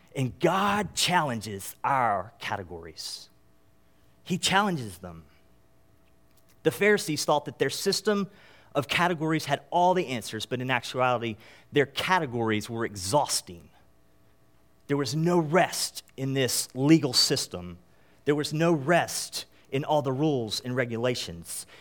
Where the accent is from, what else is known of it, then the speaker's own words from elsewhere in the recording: North Carolina, United States; moved away; I am from North Carolina originally